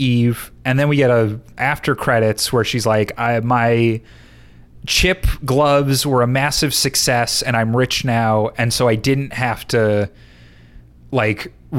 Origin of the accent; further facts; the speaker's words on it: Huntington, New York, United States; my hometown of Huntington, New York